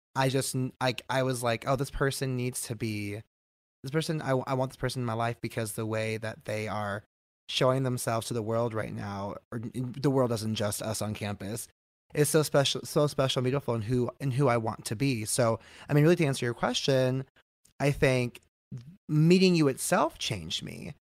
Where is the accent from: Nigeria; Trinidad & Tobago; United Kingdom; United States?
United States; Bay Area, California; moved away as an adult; also born or lived in Long Beach; now in San Diego, United States; I grew up in the Bay Area.